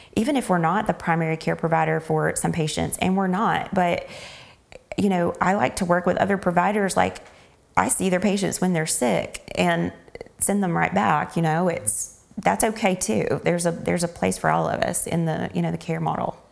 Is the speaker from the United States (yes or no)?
yes; Panama City, Florida, United States; I'm from Panama City. So it's like, I wasn't taken out of my environment